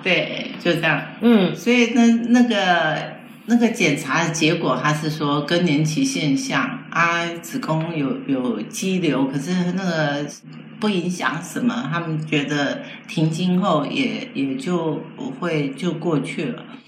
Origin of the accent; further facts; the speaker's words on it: Taiwan; also born or lived in mainland China; 他知道我是台湾来的